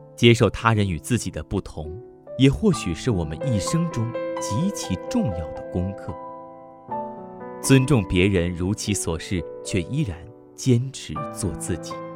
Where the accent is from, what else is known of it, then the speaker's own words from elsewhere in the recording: China; 我们中国人